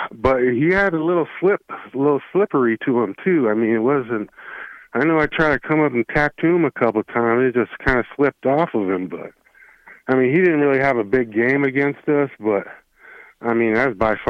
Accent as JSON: {"language": "English", "region": "Wyoming", "country": "United States", "tie": "born or raised there", "also_born_or_lived": "Nebraska", "lives_now": "Fort Collins, United States", "said": "I'm from Wyoming"}